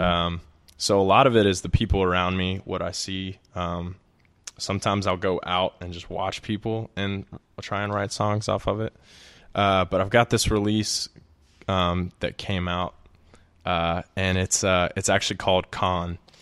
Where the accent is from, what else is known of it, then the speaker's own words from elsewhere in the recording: Birmingham, Alabama, United States; also born or lived in Auburn; I'm from Birmingham